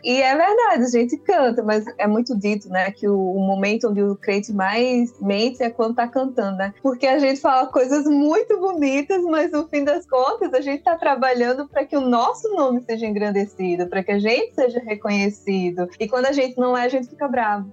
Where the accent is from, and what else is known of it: Brazil; born or raised there; also born or lived in Guinea-Bissau